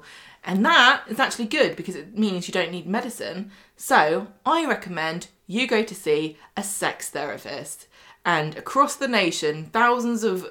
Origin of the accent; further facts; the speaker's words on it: England, United Kingdom; I'm too English for this